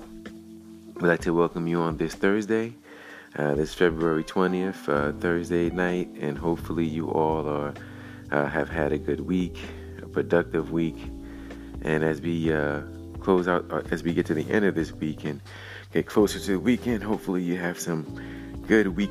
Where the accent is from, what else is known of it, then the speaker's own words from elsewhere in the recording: Brooklyn, New York, United States; my hometown of Brooklyn